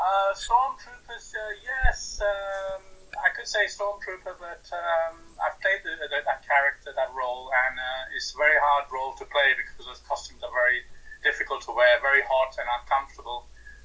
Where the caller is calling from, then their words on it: London, United Kingdom; I'm calling from London in the UK.